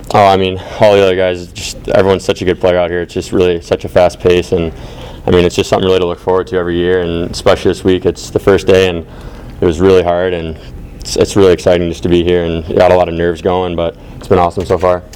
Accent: Detroit, Michigan, United States; my, my hometown and the place I've grown up

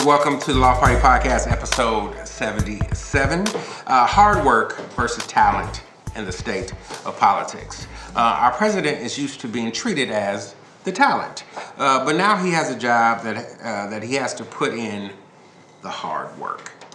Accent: Chicago, Illinois, United States; I grew up in Chicago during the era of the Dynasty Bulls.

